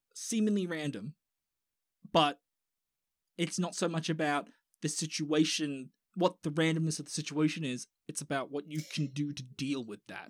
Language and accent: English; Australia; I'm Australian.